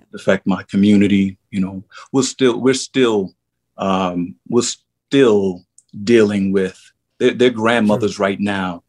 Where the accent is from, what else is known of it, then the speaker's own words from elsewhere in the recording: New York City, New York, United States; I ran the streets of Harlem, 125th Street. You know, I'm from St. Nick Projects, One Two Third and Lenox